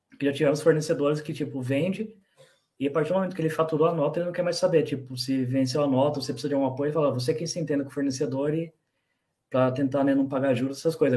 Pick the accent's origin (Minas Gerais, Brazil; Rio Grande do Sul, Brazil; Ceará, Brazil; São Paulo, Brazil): São Paulo, Brazil; Bragança Paulista; also born or lived in Joanópolis; nascido em Joanópolis, moro em Bragança, morei quando era pequeno em São Paulo e voltei para Bragança